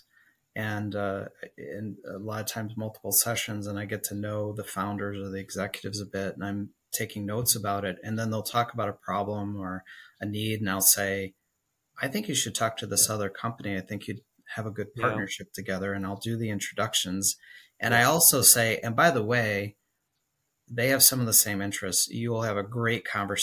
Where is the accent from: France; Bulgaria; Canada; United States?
United States; Chicago, Illinois; now in Nashville, United States; Originally, I'm from Chicago, and then we relocated